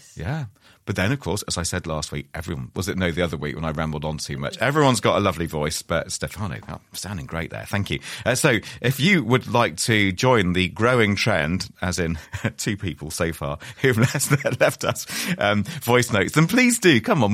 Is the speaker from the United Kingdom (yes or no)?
yes; Wales, United Kingdom; I'm, I'm a Welsh man